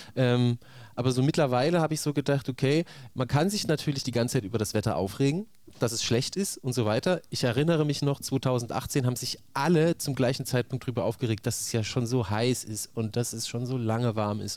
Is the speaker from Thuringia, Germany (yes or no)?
yes; near Saalfeld, Thuringia, Germany; moved away as an adult; also born or lived in Leipzig; das ist ja so nah an meinem Heimatort gewesen, dass äh, sowohl in der Grundschule als auch später am Gymnasium